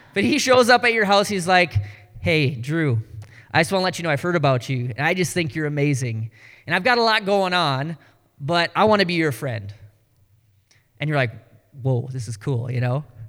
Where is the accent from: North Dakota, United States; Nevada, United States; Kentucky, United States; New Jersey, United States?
North Dakota, United States; accent: Canadian; now in Ames, United States; I'm from North Dakota, Southern Canada